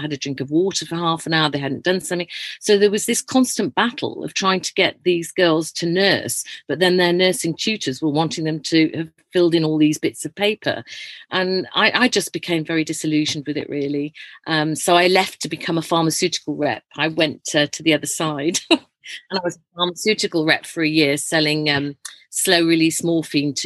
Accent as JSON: {"language": "English", "town": "Leeds", "region": "Yorkshire and the Humber", "country": "United Kingdom", "tie": "born or raised there", "said": "I was born in Leeds, and my parents ran an old people's home. So we lived in this massive house"}